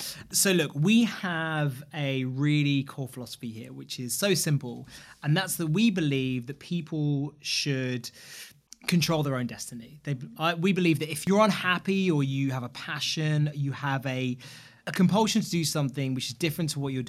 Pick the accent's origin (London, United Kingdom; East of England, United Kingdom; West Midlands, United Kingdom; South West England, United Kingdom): London, United Kingdom; More hurtful for me now, being a Londoner.